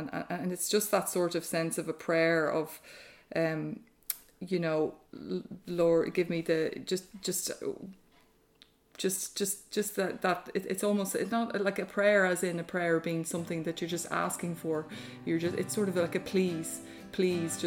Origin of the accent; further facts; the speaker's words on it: Ardee, County Louth, Ireland; now in Greystones, Ireland; my dad was a GP in RD. And so I grew up with, there were six kids in my family